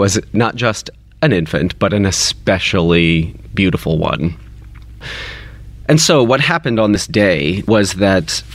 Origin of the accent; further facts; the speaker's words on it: Kentucky, United States; I grew up in Kentucky